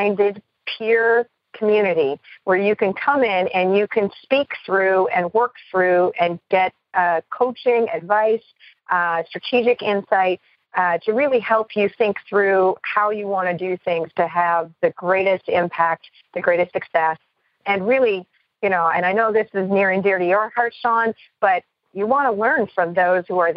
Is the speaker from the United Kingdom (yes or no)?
no; Canada; I am Canadian born